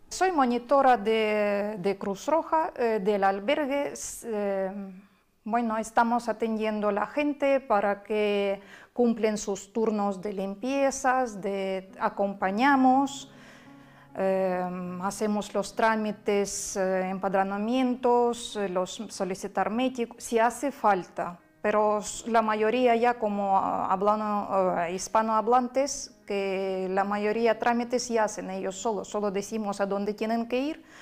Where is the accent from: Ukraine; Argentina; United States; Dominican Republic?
Ukraine; Kherson, Kherson Oblast; Spanish is a second language; now in Spain; soy de ciudad de Gerson, donde bombardearon, no han dejado bombardear ni un día.